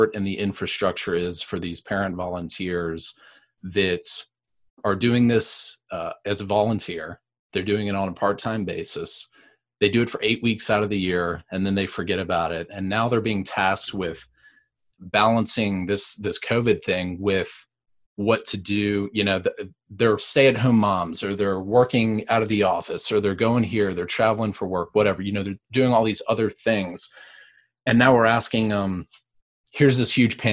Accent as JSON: {"language": "English", "town": "Raleigh", "region": "North Carolina", "country": "United States", "tie": "born or raised there", "said": "I grew up in Raleigh"}